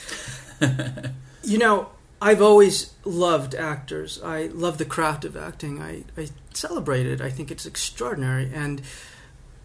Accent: Montana, United States; I'm a kid from Montana. Grew up in a little town in Montana.

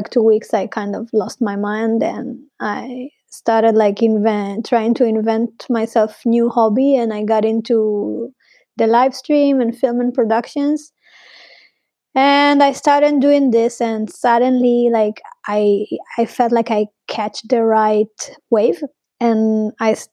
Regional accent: Arad, Southern District, Israel; English is a second language; moved away as an adult; now in Berlin, Germany; really reminded me my hometown. I'm from Arad. That it's a very small town in the desert of Israel-Palestine

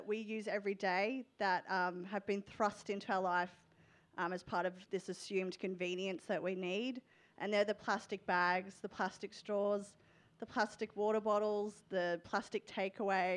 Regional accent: Melbourne, Victoria, Australia; I'm from Melbourne, where we don't have a ban on plastic bags yet

